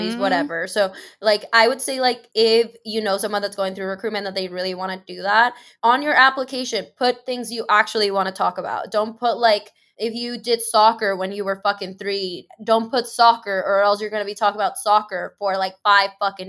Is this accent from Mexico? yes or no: yes; Mexico City, Mexico; oh, I'm from Mexico City. And she's like, oh, like in New Mexico? And I was like, no, like the country, Mexico, homegirl.